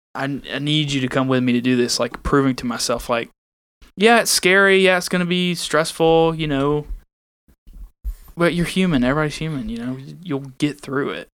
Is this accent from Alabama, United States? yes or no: yes; Alabama, United States; I'm from Al-, Alabama too.